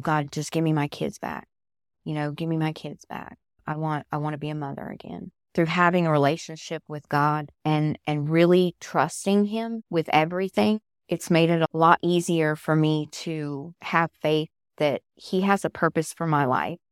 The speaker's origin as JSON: {"language": "English", "region": "Southern California", "country": "United States", "moved": "as an adult", "lives_now": "Georgia, United States", "said": "I'm originally from Southern California. I moved out here to Georgia when I married my husband"}